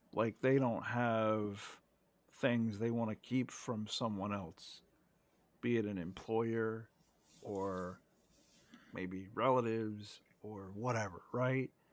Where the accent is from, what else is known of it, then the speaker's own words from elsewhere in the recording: United States; as an American, okay, 'cause we're both Americans here